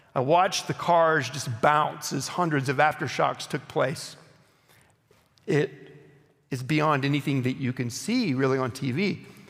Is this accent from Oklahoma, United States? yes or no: yes; Oklahoma, United States; I grew up in Oklahoma